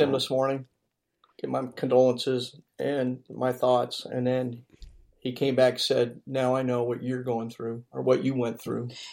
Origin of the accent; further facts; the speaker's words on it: Modesto, California, United States; Modesto, California.